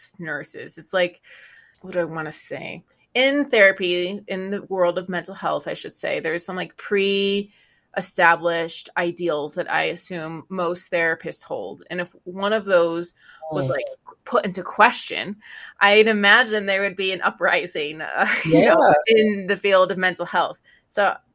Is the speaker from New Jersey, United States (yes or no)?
no; Florida, United States; we're from both from Florida